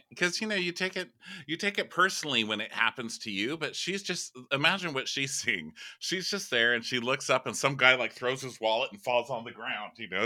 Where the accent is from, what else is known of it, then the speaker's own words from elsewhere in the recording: Texas, United States; I'm from Texas